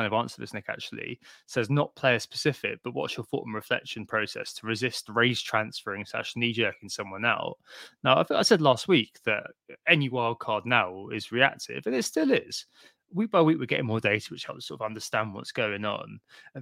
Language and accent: English; Brentford, London, United Kingdom; A Freudian shout out for my hometown there